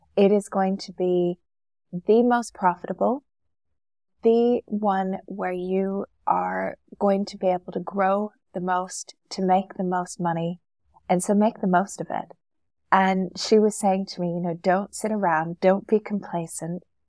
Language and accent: English; Canada; moved away as an adult; now in Dubai, United Arab Emirates; Originally, I'm from Canada